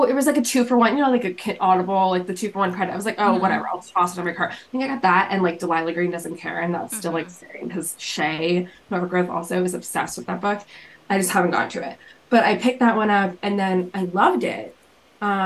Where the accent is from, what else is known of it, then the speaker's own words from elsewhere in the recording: New Jersey, United States; I am born and raised in Jersey